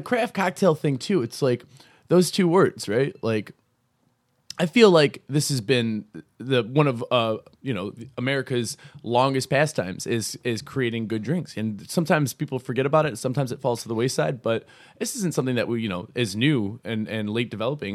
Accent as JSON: {"language": "English", "town": "Buffalo", "region": "New York", "country": "United States", "moved": "as an adult", "lives_now": "Rochester, United States", "said": "I'm, I'm originally from Buffalo. I moved out here with, uh, with John Carroll, uh, back in June of two thousand thirteen"}